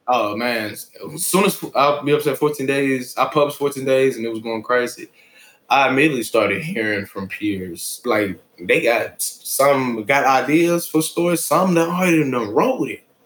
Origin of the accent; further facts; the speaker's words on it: Atlanta, Georgia, United States; also born or lived in Beijing, China; I'm from Atlanta, Georgia